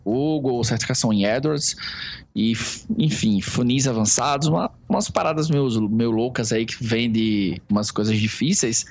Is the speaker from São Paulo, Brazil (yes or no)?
no; Palmeira dos Índios, Alagoas, Brazil; moved away; also born or lived in Maceió; eu sou de uma cidade chamada Palmeira dos Índios